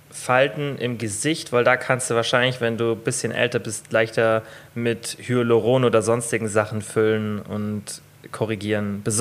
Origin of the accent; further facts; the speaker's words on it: Bavaria, Germany; Bei uns in Bayern sagt man das.